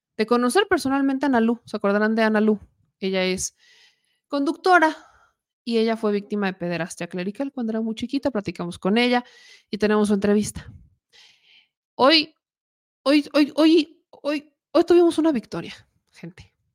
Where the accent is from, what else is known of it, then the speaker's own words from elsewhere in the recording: Mexico; Como buena mexicana